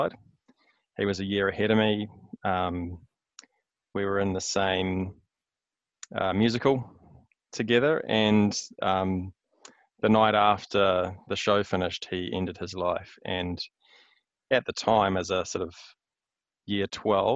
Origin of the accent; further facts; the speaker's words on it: Hamilton, Waikato, New Zealand; moved away as an adult; also born or lived in Wellington / Melbourne; now in Auckland, New Zealand; I was born in the mighty Waikato. So I grew up in Hamilton, schooling there, university there